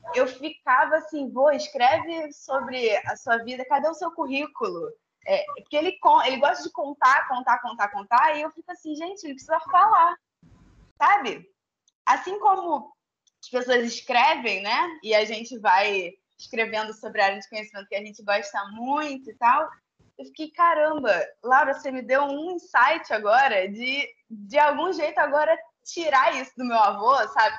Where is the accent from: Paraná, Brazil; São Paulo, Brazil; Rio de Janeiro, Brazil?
Rio de Janeiro, Brazil; São Gonçalo; also born or lived in Tijuca, Rio de Janeiro / Niterói; Eu também sou de São Gonçalo